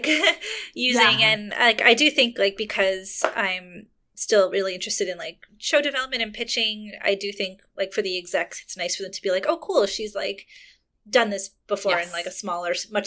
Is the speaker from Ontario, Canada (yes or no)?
no; Montreal, Quebec, Canada; I grew up in Montreal